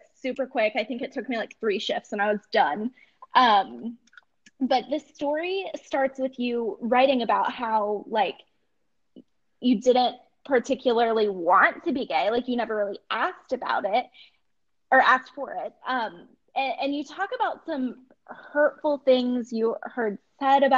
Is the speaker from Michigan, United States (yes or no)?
no; Ohio, United States; I am from Ohio, and I went to Ohio State.